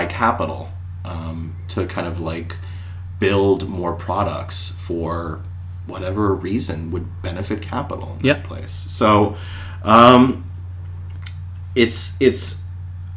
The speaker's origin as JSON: {"language": "English", "country": "United States", "said": "as an American"}